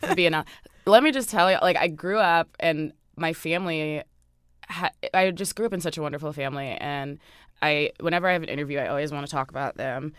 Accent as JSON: {"language": "English", "town": "Orange", "region": "New Jersey", "country": "United States", "tie": "born or raised there", "said": "I grew up on Sterling Avenue in Orange, New Jersey"}